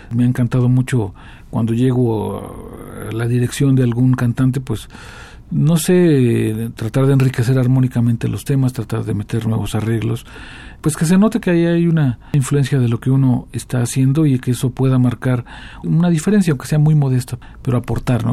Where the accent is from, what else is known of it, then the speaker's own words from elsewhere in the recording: Morelia, Michoacán, Mexico; los dos crecimos en Morelia